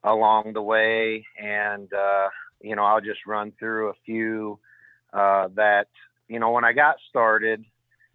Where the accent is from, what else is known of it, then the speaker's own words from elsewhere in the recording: Michigan City, Indiana, United States; I grew up right here in Michigan City